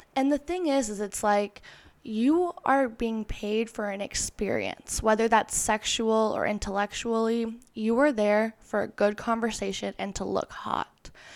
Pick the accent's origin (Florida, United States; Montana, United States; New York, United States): Florida, United States; moved away as an adult; now in Los Angeles, United States; I moved from Florida to L A when I was eighteen years old. The first family member to move out of state.